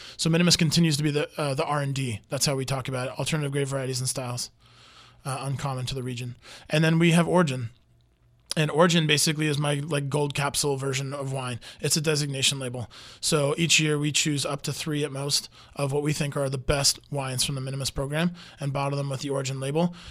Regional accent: United States; I'm American and I don't even speak French.

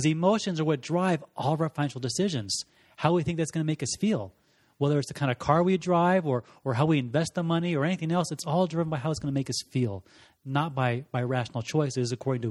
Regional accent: Scotland, United Kingdom; born there; I grew up in the Air Force, was born in Scotland. To a Scottish mom and an Air Force dad, lived around the world

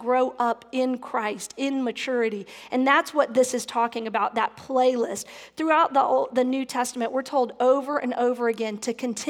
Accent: the South, United States; growing up in the South and being raised in the Bible Belt

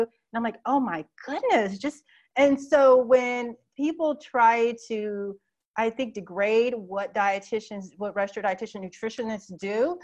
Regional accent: Phoenix, Arizona, United States; moved away as an adult; also born or lived in New York; now in Atlanta, United States; I grew up in Phoenix, Arizona in the Southwest all my life

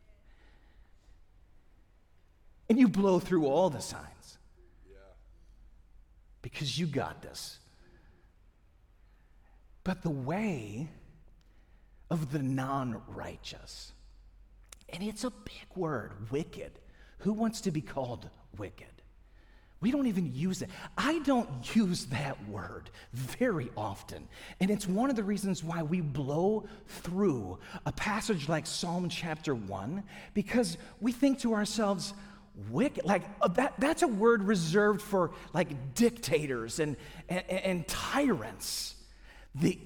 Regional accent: St. Louis, Missouri, United States; now in Atlanta, United States; My wife and I grew up in St. Louis

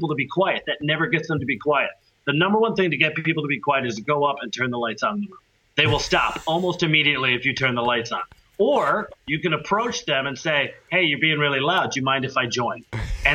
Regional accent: United States; moved away as an adult; now in Europe; as an American

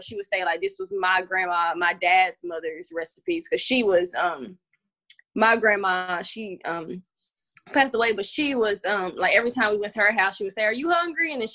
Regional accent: Knoxville, Tennessee, United States; I grew up in East Knoxville with my family

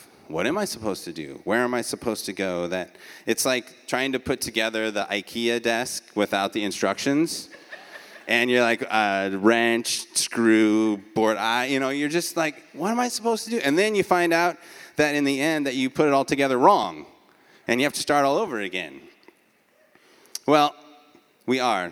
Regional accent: Beaverton, Oregon, United States; now in Eugene, United States; I'm an Oregonian by birth. I grew up in Beaverton, which is a suburb of Portland

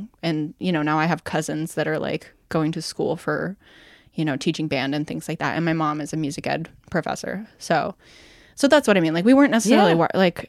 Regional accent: California, United States; also born or lived in Texas; So now when people ask, I generally say like I'm from Northern California, though I do still feel very connected to Central Texas

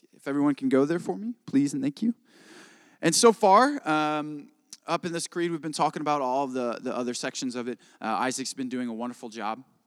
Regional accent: Indiana, United States; I am from Indiana

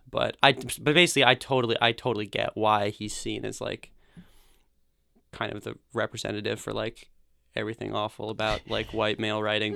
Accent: Bozeman, Montana, United States; moved away as an adult; also born or lived in Portland, Oregon; I grew up in Bozeman, Montana

